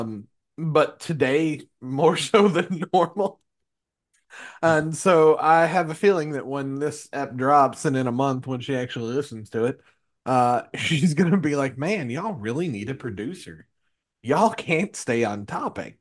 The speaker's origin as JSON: {"language": "English", "region": "small town Kentucky", "country": "United States", "tie": "born or raised there", "said": "I grew up in, in small town Kentucky"}